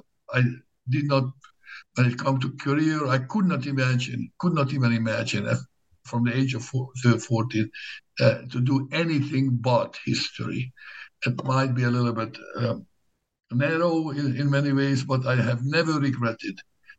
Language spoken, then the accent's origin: English; Szabolcs-Szatmár-Bereg, Hungary; English is a second language; I was born in Hungary in the mid-1960s, and a small town not very far from the Ukrainian border. I did my high school years in the town of Nyíregyháza, one of the larger towns.